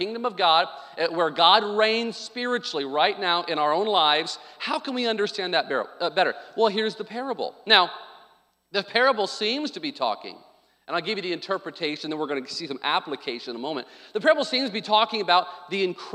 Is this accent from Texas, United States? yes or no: no; Arkansas, United States; I grew up on Sonic in Arkansas